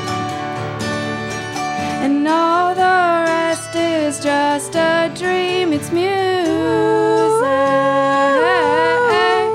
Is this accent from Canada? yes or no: yes; Toronto, Ontario, Canada; moved away as an adult; now in Montreal, Canada; I've been living in Montreal for about 7 years, but I'm initially from Toronto